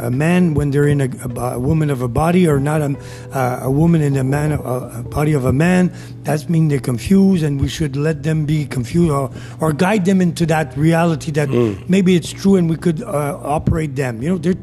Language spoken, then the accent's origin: English; Canada